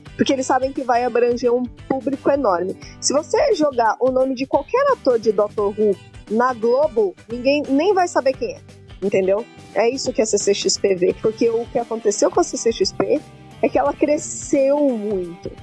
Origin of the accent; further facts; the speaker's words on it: São Paulo, Brazil; Eu sou de São Paulo, moro em São Paulo, morei em São Paulo a vida inteira